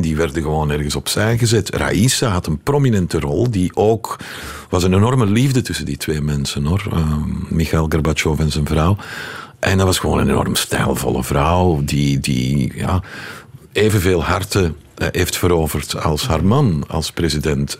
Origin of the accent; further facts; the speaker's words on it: Leuven, Flanders, Belgium; moved away as an adult; also born or lived in Moscow, Russia; ik ben opgegroeid in Heverly Hills, Leuven